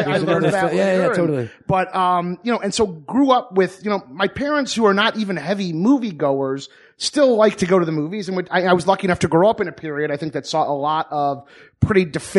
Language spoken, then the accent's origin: English; Franklin, Michigan, United States; Yeah, a little town called Franklin, Michigan